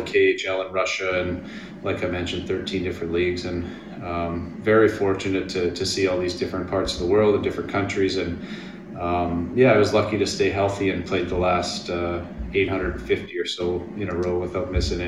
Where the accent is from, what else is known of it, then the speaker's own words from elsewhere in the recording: Wilcox, Saskatchewan, Canada; I come from Wilcox, Saskatchewan, which is a very small town in southern Saskatchewan